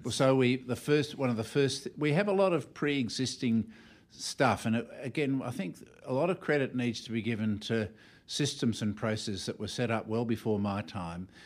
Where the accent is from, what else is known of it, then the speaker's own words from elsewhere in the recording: Melbourne, Victoria, Australia; Born in Melbourne